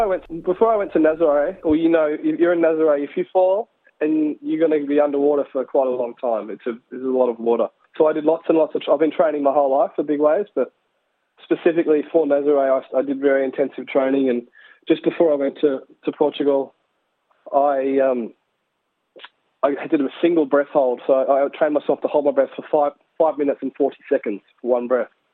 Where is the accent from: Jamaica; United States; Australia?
Australia; Lennox Head, New South Wales; in Lennox Head, my hometown